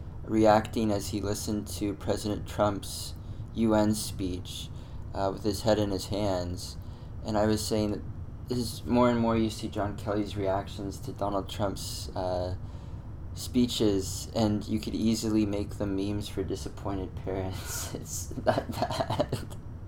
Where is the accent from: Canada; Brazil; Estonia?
Canada; Servers automatically ask where in the States I'm from. I've never been prouder to correct them than I'm Canadian.